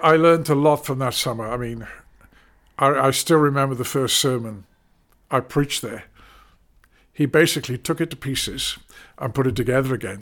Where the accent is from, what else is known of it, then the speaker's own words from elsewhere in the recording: London, United Kingdom; moved away; also born or lived in Crawley / Derby; I was brought up in North London